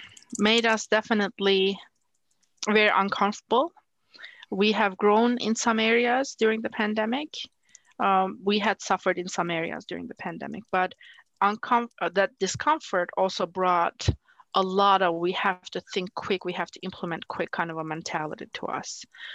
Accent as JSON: {"language": "English", "country": "Turkey", "tie": "born or raised there", "second_language": "English", "said": "You know, growing up in Turkey, and especially working at NASA in a very male-dominated environment, there are expectations of how a woman should be"}